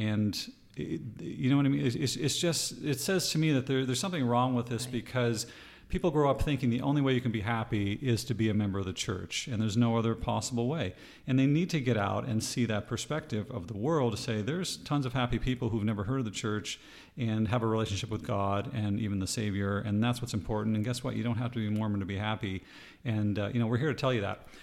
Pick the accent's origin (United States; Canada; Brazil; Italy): Canada; East Coast; moved away; I'm Canadian, and uh, we're from the East Coast